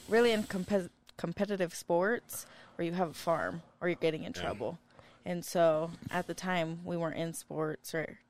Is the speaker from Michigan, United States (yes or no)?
no; Lexington, Nebraska, United States; now in Utah, United States; Yes, I was born in Nebraska.